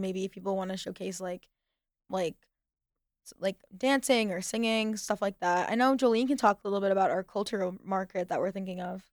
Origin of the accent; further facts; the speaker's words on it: United States; I've lived majority of my life in the States, and I identify as Arab